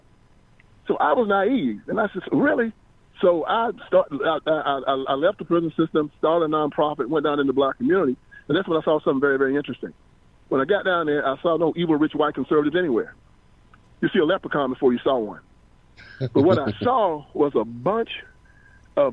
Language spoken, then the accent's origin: English; Brownsville, Tennessee, United States; I am from Tennessee. I'm from Brownsville, Tennessee, actually, right between Jackson and Memphis, small town.